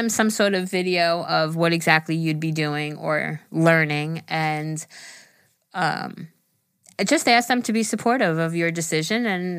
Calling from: Alabama, United States; I'm from Alabama, so if I say y'all a lot.

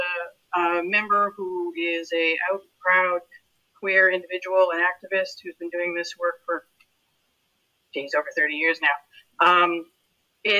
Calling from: Toronto, Ontario, Canada; I am zooming in from Kakarampu, otherwise known as Toronto, the place in the water where the trees are standing.

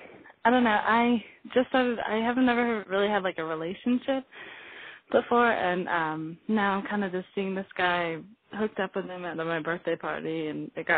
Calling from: Colorado, United States; I live in Colorado. I'm 17.

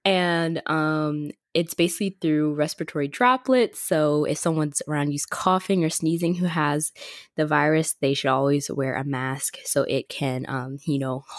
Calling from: Florida, United States; Hey guys, it is … I'm checking in from Florida. I'm back home because I have online class for the rest of the semester.

